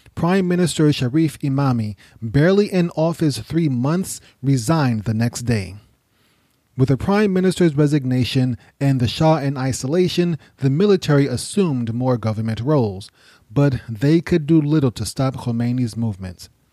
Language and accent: English; United States; I'm from the United States